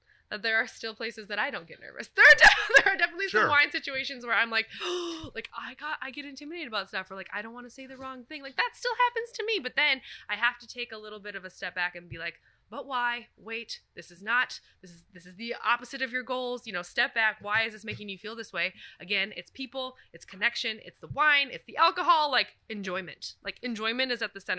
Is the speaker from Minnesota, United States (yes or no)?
yes; Minnesota, United States; accent: Minnesotan; now in Atlanta, United States; I grew up in Minnesota